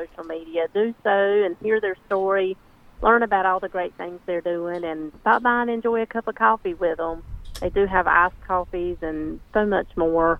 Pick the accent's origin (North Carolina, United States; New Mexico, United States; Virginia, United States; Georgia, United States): North Carolina, United States; Benson; born or raised there